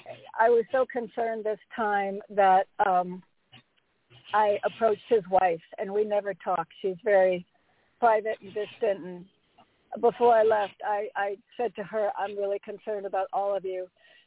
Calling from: Connecticut, United States; Hi, Reverend James. … from Connecticut.

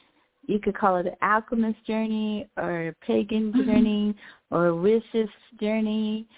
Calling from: Orlando, Florida, United States; Orlando, Florida.

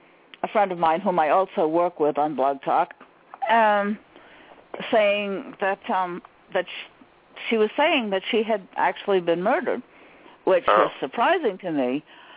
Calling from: Maine, United States; Ah, Maine.

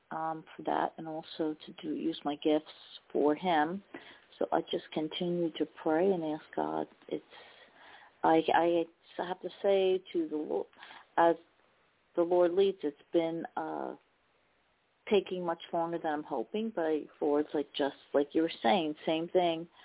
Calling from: New Jersey, United States; from New Jersey

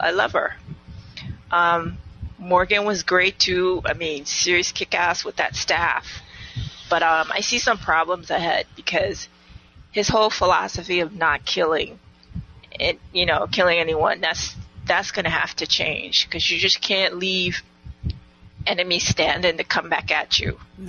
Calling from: U.S. Virgin Islands; Hey, sisters. This is …. I'm calling from the Virgin Islands.

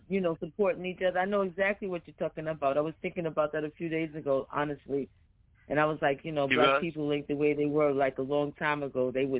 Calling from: New York City, New York, United States; I'm calling from Jamaica, Queens, New York.

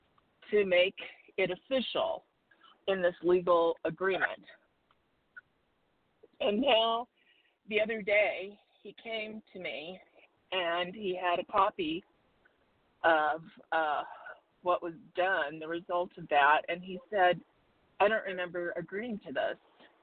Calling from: Arizona, United States; in Arizona.

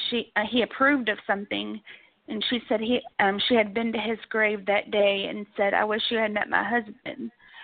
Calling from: Kentucky, United States; I'm calling from Kentucky as well.

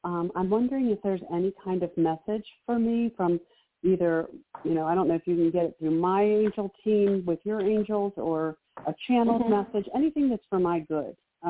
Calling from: Maryland, United States; I'm calling from Maryland.

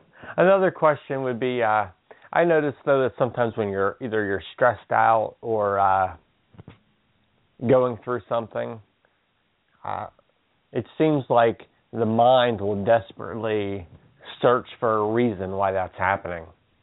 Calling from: Pennsylvania, United States

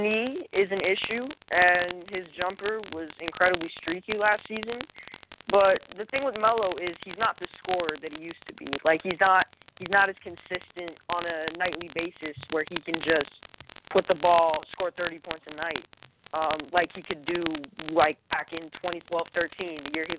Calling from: Brooklyn, New York, United States; I'm from Brooklyn, New York.

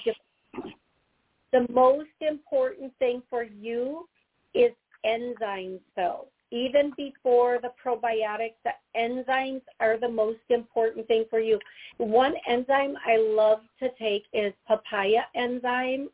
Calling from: Georgia, United States; I'm calling from Georgia

